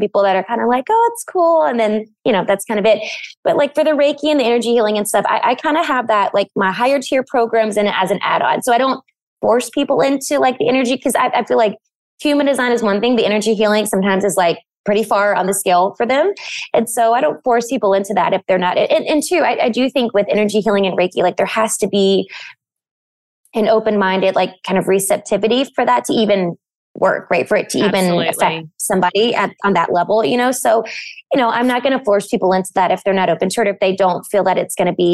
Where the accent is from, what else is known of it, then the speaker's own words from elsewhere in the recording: Bible Belt, the South, United States; I grew up in the South in the Bible Belt